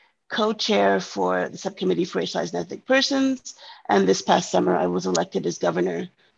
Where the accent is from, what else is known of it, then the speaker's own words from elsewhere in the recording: Montreal, Quebec, Canada; I was raised in Montreal and have lived in the Montreal area my whole life.